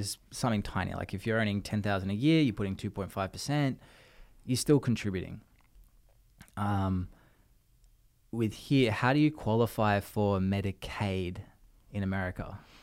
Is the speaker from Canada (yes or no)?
no; Australia; now in United States; as an Australian